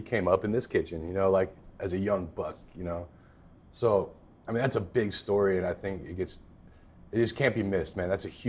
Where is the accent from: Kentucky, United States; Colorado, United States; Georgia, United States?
Georgia, United States; Atlanta; also born or lived in Los Angeles / Sacramento; I'm not from here, man. I'm from Atlanta by way of LA and Sacramento, and I've been around.